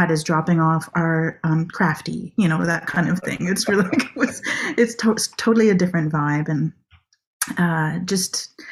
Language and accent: English; Canada; also born or lived in Ottawa / Vancouver; now in Six Nations, Canada; I grew up mostly in Ottawa and Vancouver